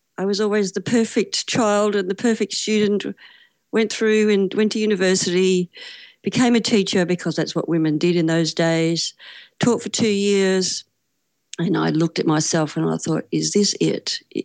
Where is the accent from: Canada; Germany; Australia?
Australia; I'm from Australia, currently in Melbourne